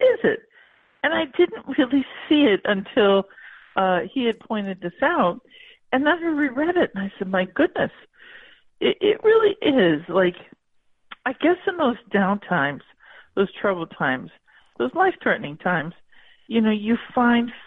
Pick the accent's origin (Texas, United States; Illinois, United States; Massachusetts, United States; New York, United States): New York, United States; Buffalo; I'm from Western New York. In Buffalo area